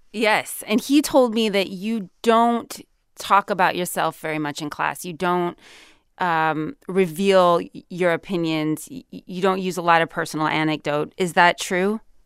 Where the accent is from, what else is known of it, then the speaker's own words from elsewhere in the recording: California, United States; I'm from California